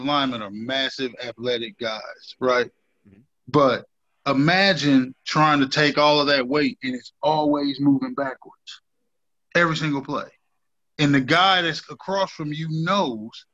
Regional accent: Dayton, Ohio, United States; moved away; I'm from Dayton, Ohio.

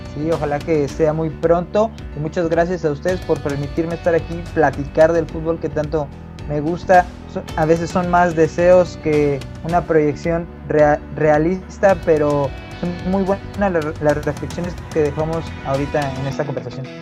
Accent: Mexico; nos identifica como mexicanos

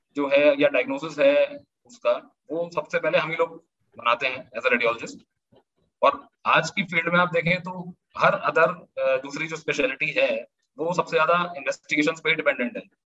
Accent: Moradabad, Uttar Pradesh, India; मुरादाबाद मेरा home town है

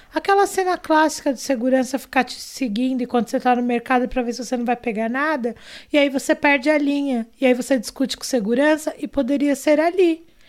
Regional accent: Brazil; somos brasileiros, somos pessoas negras vivendo nesse país Brasil maluco

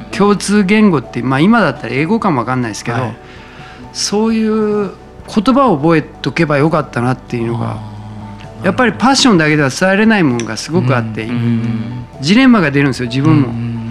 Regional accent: Toyooka, Hyogo, Japan; moved away; 俺は豊岡出身で、俺は豊岡から発信してんだ

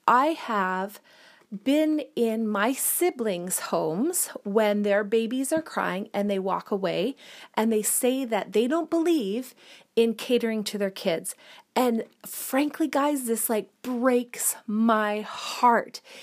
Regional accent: Sudbury, Ontario, Canada; moved away as an adult; also born or lived in Calgary, Alberta; I grew up in Sudbury, Ontario, which is a city of about 100, 150,000 people.

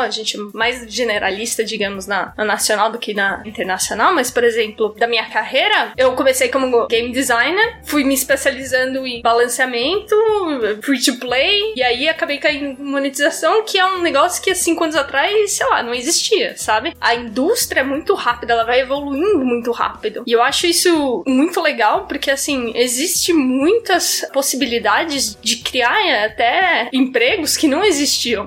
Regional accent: São Paulo, Brazil; moved away; Eu sou de São Paulo originalmente

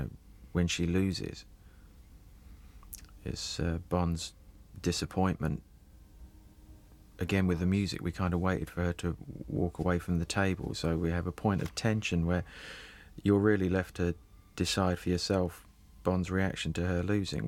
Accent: Luton, East of England, United Kingdom; I was born in Luton.

